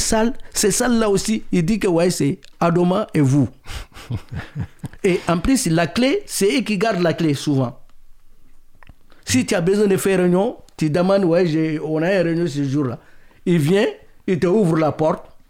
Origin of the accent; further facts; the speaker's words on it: Mali; now in France; je suis malien